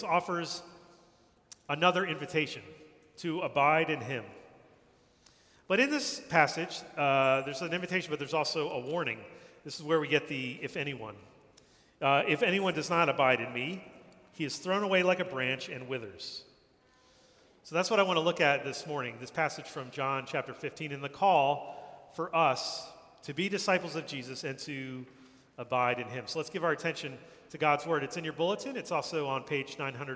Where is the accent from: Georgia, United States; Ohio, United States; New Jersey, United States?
New Jersey, United States; moved away as an adult; now in New York City, United States; I grew up in New Jersey, not far from here